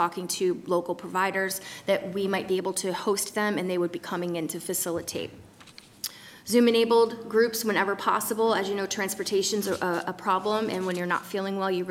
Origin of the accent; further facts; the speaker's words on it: Kent, Maryland, United States; I use the one in Kent because that's my hometown